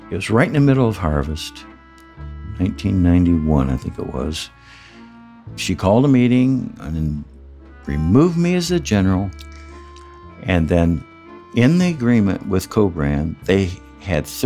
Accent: Midwest, United States; I'm from the Midwest. I'm a religious man

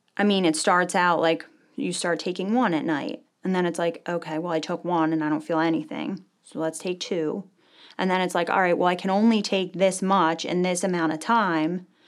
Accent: Medford, New Jersey, United States; I wasn't born in New Jersey, but I was raised in Medford, New Jersey.

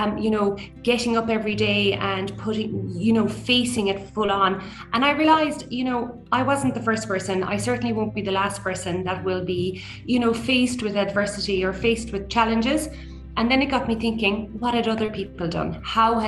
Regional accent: Killarney, Munster, Ireland; we grew up in Killarney

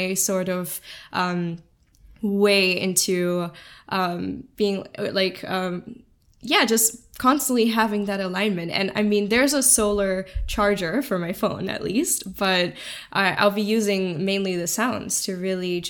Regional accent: Singapore; growing up in Singapore, that one of the safest places in the world

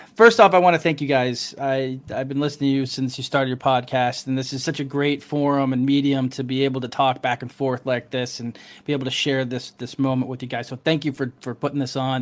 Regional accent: Morristown, New Jersey, United States; also born or lived in California / Denver, Colorado; now in Lewisburg, United States; I'm originally from um, uh, from Morristown

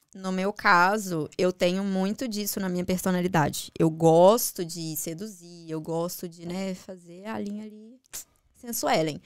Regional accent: Contagem, Minas Gerais, Brazil; moved away as an adult; also born or lived in Belo Horizonte; now in Dublin, Ireland; Nasci em BH, mas morei minha vida toda em Contagem, que é um município uhum. lá de Minas.

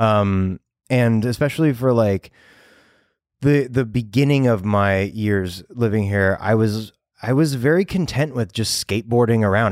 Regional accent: Los Angeles, California, United States; I know all of Los Angeles because growing up here

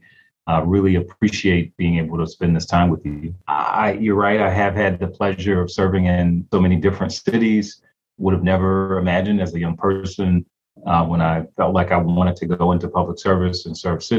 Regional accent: Detroit, Michigan, United States; now in Baltimore, United States; growing up in Detroit, Michigan, I realized as a very young person, 13, 14 years old

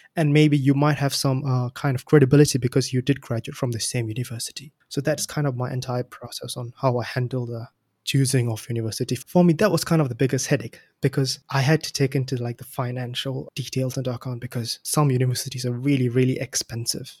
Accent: Singapore; moved away as an adult; now in United Kingdom; I'm from Singapore

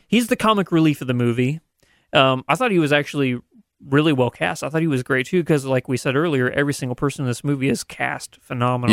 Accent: Southern Missouri, United States; we're from Southern Missouri

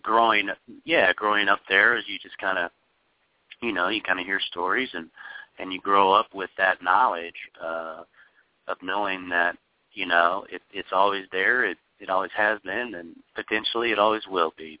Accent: Kansas City, Missouri, United States; moved away as an adult; now in Los Angeles, United States; growing up in Kansas City, it's it's it's a smaller, you know, metropolis

